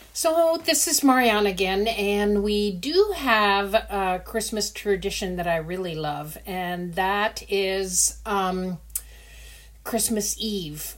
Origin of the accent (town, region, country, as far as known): Netherlands; born or raised there; also born or lived in Indonesia